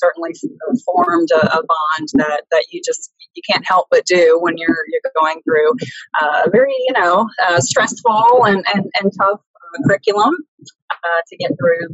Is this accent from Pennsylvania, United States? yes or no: no; Poplarville, Mississippi, United States; moved away as an adult; also born or lived in Missouri / Texas; I am from a really small town in southern Mississippi called Poplarville